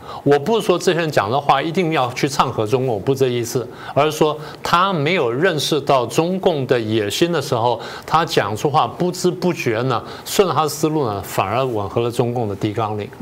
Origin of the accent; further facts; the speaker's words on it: Taiwan; 我们台湾人想这个问题想得很清楚。